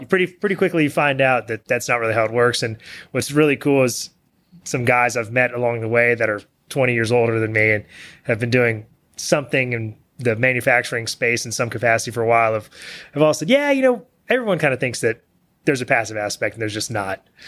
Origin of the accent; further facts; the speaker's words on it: Bellville, Texas, United States; also born or lived in Austin, Texas; I grew up in Belleville, which is a small town west of here.